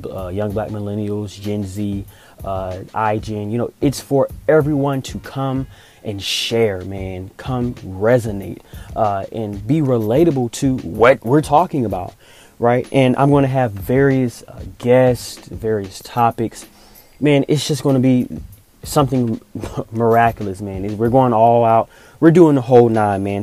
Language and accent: English; Augusta, Georgia, United States; moved away as an adult; also born or lived in Atlanta, Georgia; I'm originally from Augusta, Georgia, which is about two hours east of Atlanta.